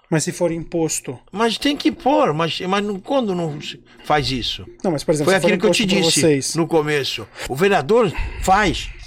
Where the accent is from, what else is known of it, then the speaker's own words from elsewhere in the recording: Brazil; nós somos brasileiros